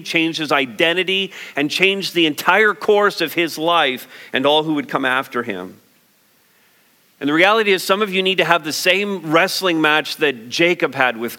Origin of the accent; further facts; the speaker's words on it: Montreal, Quebec, Canada; moved away; also born or lived in London, Ontario / St. Thomas, Ontario; I might say I'm Canadian. I might say that I was born in Montreal. I might say I went to school in London. I might say I lived in St. Thomas for 20-some years.